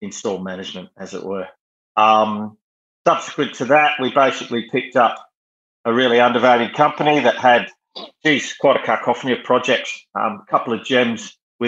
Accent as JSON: {"language": "English", "region": "Western Australia", "country": "Australia", "tie": "born or raised there", "accent": "Australian", "moved": "as an adult", "lives_now": "United Kingdom", "said": "Growing up in Western Australia"}